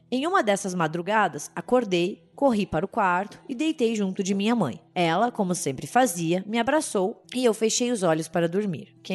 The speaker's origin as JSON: {"language": "Portuguese", "town": "Natal", "region": "Rio Grande do Norte", "country": "Brazil", "said": "Oi, gente … sou de Natal, Rio Grande do Norte"}